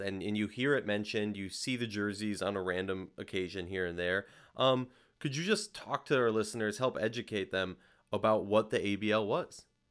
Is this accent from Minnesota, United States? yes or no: yes; Minnesota, United States; I grew up in Minnesota.